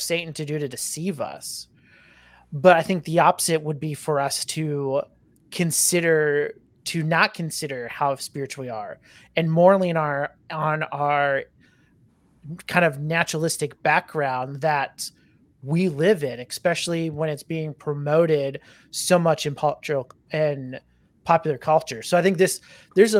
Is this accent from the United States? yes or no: yes; United States; as Americans